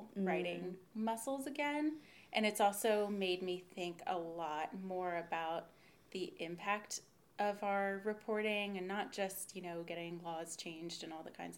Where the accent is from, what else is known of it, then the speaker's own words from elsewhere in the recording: Chapel Hill, North Carolina, United States; also born or lived in New York; now in Durham, United States; I grew up in Chapel Hill, went to Carborough High School, go Jaguars